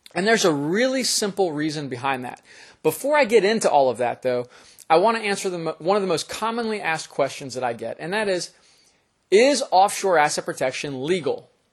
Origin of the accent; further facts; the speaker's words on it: Florida, United States; the state of Florida, which is my home state